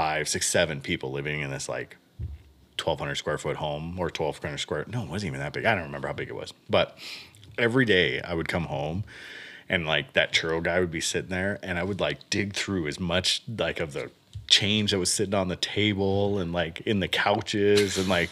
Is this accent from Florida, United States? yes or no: yes; Miami, Florida, United States; So I grew up in Miami. I spent... 3 years, and at the end of our street, right on Bird Road in Miami, we had a churro guy